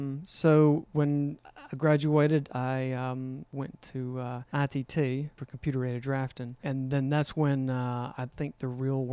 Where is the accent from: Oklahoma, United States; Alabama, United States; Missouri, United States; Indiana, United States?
Alabama, United States; Yes. Born and raised in St. Clair County. Our family has been in Alabama since 1821.